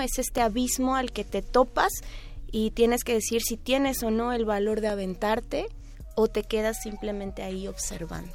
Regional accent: Mexico; Yo tenía una inquietud como mexicana

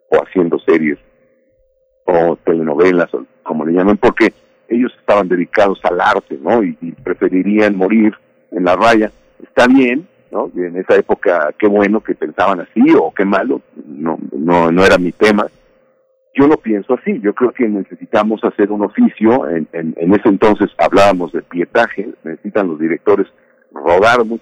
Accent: Mexico; yo me lo aviento solito, no se preocupe, somos mexicanos, sí podemos.

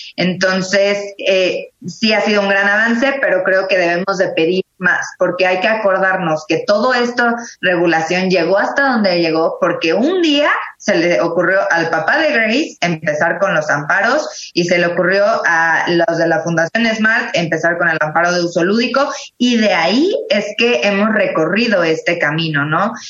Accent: Mexico; como mexicanos, como abogados

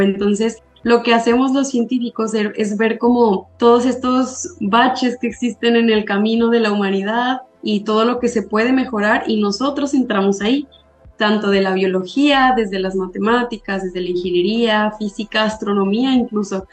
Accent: Zacatecas, Mexico; soy de Zacatecas, yo estudié ahí mi, mi licenciatura

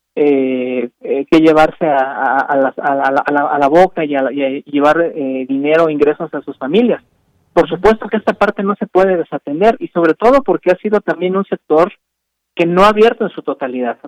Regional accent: Mexico City, Mexico; soy de la Ciudad de México

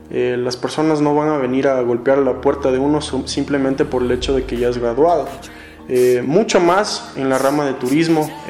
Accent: Quito, Pichincha, Ecuador; soy de La Luz de América, Quito, Ecuador.

